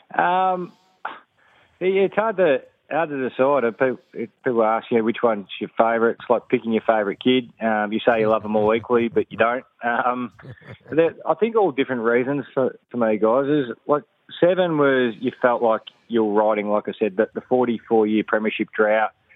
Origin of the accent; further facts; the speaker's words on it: Geelong, Victoria, Australia; I grew up in Geelong